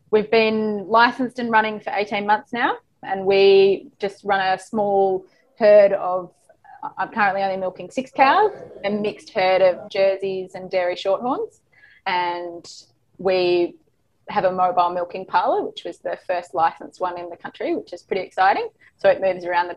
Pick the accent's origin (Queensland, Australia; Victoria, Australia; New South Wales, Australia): Victoria, Australia; Northeast; also born or lived in Melbourne; I grew up in Northeast Victoria via Melbourne